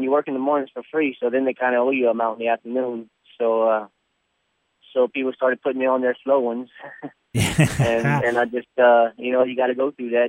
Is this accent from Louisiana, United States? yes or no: yes; Louisiana, United States; I'm from Louisiana.